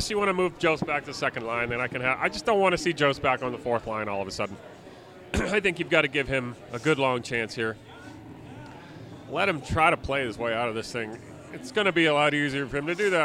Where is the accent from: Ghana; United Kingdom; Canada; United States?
United States; New Hampshire; now in Denver, United States; I grew up in New Hampshire